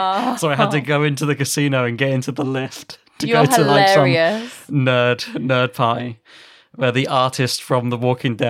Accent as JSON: {"language": "English", "town": "Weymouth", "region": "South West England", "country": "United Kingdom", "tie": "born or raised there", "said": "Like I grew up basically half in Weymouth."}